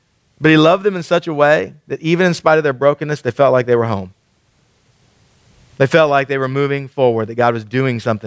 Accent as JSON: {"language": "English", "town": "Killeen", "region": "Texas", "country": "United States", "tie": "born or raised there", "moved": "yes", "said": "I grew up in Killeen"}